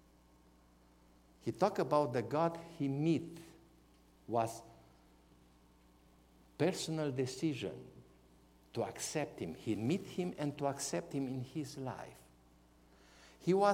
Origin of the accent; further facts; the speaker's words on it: Romania; English is a second language; My spiritual birthday was in hospital in Brasov, in one town from our country